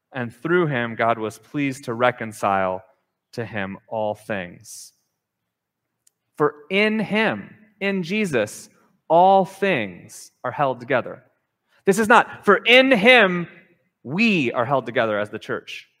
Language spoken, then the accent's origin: English; Minnesota, United States; now in Hawaii, United States; growing up in Minnesota